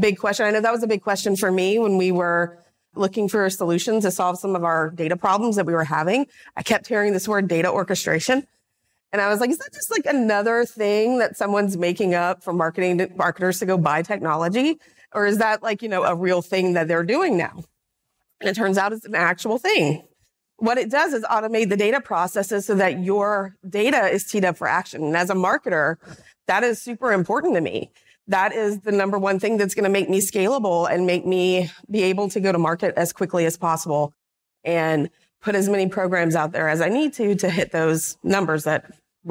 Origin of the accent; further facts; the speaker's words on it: Louisiana, United States; I grew up in Louisiana.